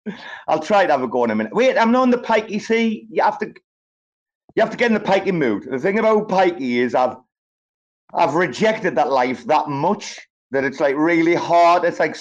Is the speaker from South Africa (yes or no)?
no; England, United Kingdom; I'm English